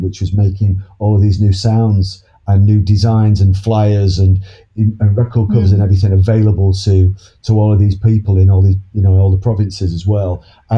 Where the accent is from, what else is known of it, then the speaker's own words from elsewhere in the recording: Manchester, North West England, United Kingdom; that exploded right in my hometown